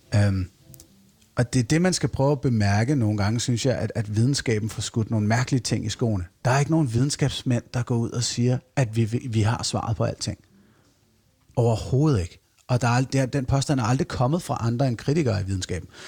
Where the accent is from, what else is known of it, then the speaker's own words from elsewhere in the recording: Fredensborg, Capital Region of Denmark, Denmark; Jeg voksede op i Fredensborg i Nordsjælland, i sådan en rigtig tryg middelklasse tilværelse